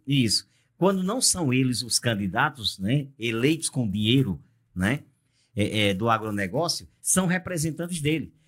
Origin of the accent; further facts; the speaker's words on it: Brazil; como brasileiro que sou